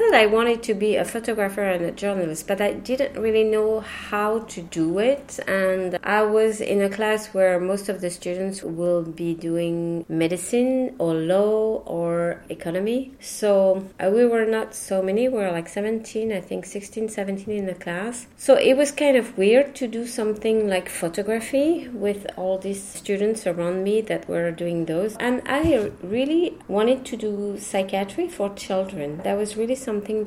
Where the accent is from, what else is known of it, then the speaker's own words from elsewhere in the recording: Paris, Île-de-France, France; first language French; English is a second language; moved away as an adult; also born or lived in Pantin / Brittany / Boston / Taiwan; My parents used to speak Breton when I grew up in Paris